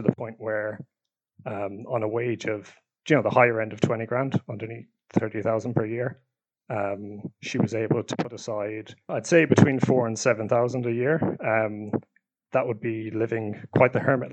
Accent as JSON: {"language": "English", "town": "Galway", "region": "Connacht", "country": "Ireland", "tie": "born or raised there", "also_born_or_lived": "Dublin", "moved": "as an adult", "lives_now": "United Kingdom", "said": "I'm from Galway, originally from Dublin, but moved when I was 9"}